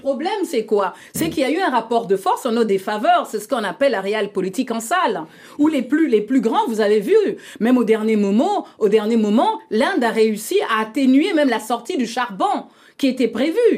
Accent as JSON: {"language": "French", "country": "Republic of the Congo", "said": "le bassin du Congo, dont je suis issue, la République du Congo"}